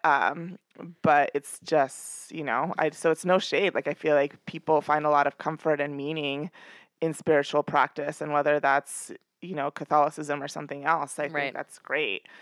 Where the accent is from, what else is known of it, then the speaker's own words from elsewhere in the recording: New York, United States; I'm a New Yorker